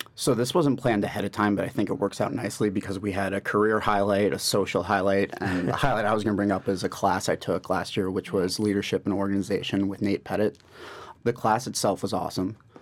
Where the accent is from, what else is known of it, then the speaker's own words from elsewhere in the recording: New York, United States; I'm from New York, born and raised.